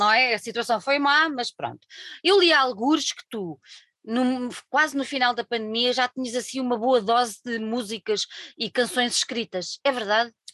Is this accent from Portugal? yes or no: yes; Alentejo, Portugal; eu venho do Alentejo